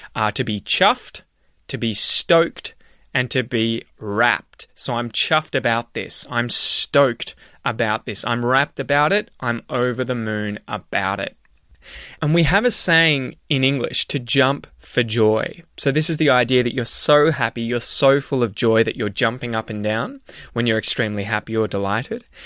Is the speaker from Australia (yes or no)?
yes; Australia; being Australian